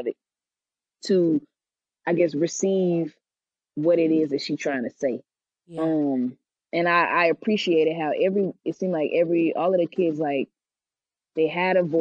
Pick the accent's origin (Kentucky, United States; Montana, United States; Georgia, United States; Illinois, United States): Georgia, United States; now in Cincinnati, United States; I'm from Georgia